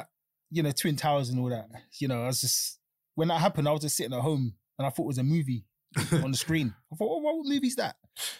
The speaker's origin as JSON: {"language": "English", "region": "London", "country": "United Kingdom", "tie": "born or raised there", "said": "grew up in Elephant Castle. Two brothers, just growing up there. It was tough because I was, single mum and that. It's tough growing up in Elephant Castle"}